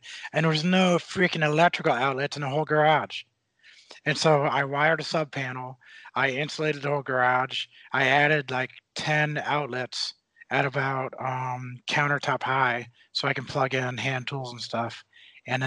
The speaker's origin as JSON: {"language": "English", "country": "United States", "said": "as an American, as a citizen, I'm going to join the military."}